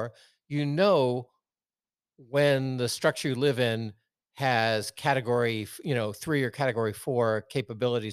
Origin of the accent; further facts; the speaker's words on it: Washington, District of Columbia, United States; now in West Coast, United States; I grew up in the Washington, D.C. area